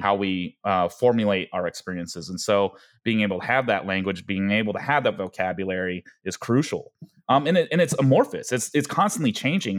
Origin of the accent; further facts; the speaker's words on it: Denver, Colorado, United States; also born or lived in Gwangju, South Korea; growing up in Denver, Colorado